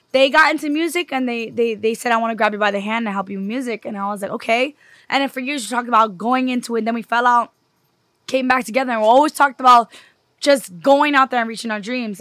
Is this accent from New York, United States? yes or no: yes; New York City, New York, United States; I'm from New York. I'm a city girl.